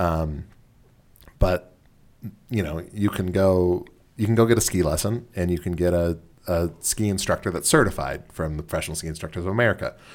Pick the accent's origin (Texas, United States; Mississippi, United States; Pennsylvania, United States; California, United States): California, United States; Southern; moved away; I'm from Southern California